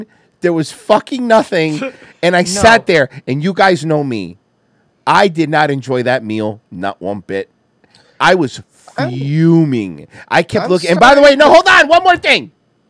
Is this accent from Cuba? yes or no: yes; Cuba; now in United States; They have my thick accent. Like, bro, literally, bro, like I'm fucking American, bro. Like, I don't give a fuck what you say, bro, all right? I'm like really American, bro. Fuck Cuba, bro. I'm not going back to that place.